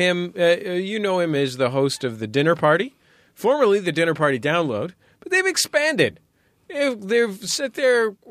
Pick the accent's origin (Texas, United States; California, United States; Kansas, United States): California, United States; San Francisco; now in Los Angeles, United States; I'm from San Francisco